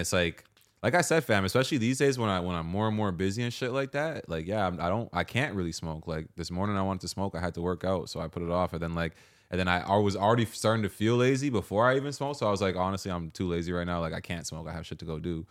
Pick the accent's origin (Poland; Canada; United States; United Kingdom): Canada; from being a Canadian nigga